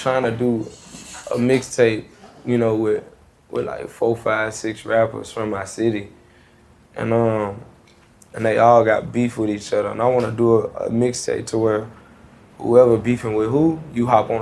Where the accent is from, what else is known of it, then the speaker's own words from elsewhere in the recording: Memphis, Tennessee, United States; I come from Memphis